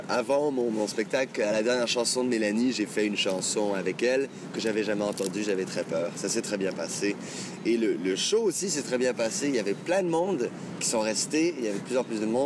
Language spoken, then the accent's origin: French; France; je suis français et arabe, c'est comme si le. comme si ces deux euh, points de jonction euh, bah, se, retrouvent en moi